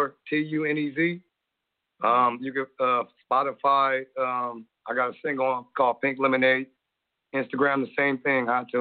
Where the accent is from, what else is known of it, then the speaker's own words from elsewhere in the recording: San Bernardino, California, United States; I'm from San Bernardino, California, man. I'm from the IE area. You know, in California